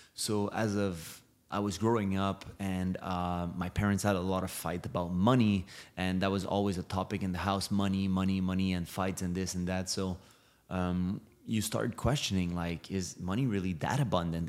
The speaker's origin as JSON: {"language": "English", "town": "Montreal", "region": "Quebec", "country": "Canada", "also_born_or_lived": "Los Angeles", "moved": "yes", "lives_now": "Miami, United States", "said": "I'm from Montreal, Canada"}